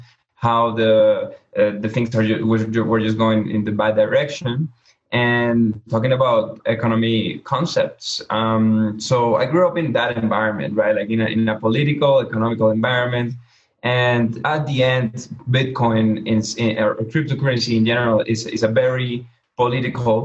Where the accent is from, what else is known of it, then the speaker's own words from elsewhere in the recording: Venezuela; moved away; I was born in Venezuela